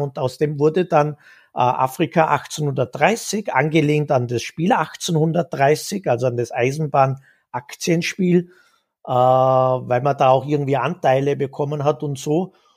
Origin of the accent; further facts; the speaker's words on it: Vorarlberg, Austria; now in Vienna, Austria; Vorarlberg geboren im Westen Österreichs. Das hört man vielleicht noch ein bisschen raus.